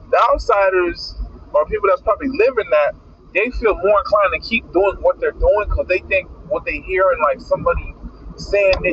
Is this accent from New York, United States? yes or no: no; Miami, Florida, United States; I'm from Miami Dade, so I don't know nothing about that shit.